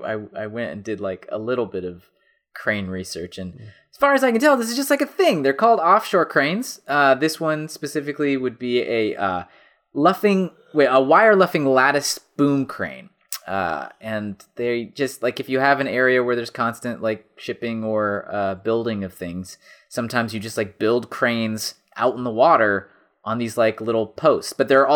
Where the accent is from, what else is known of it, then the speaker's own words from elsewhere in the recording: Colorado, United States; I grew up in Colorado. I mean, come on.